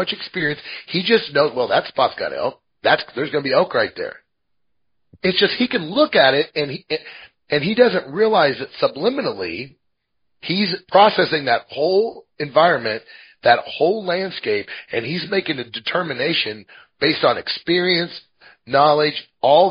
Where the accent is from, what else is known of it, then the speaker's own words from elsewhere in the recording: Midwest, United States; now in Montana, United States; I'm from the Midwest.